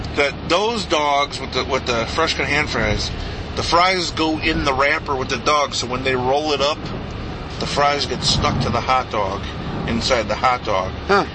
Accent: Chicago, Illinois, United States; I'm from Chicago. I grew up in Chicago. It's my whole life

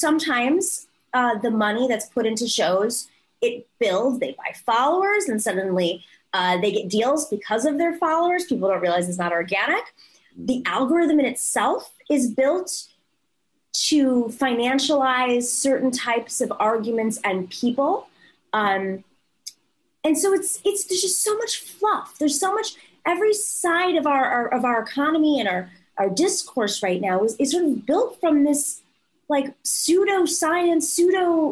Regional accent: New York, United States; as a New Yorker

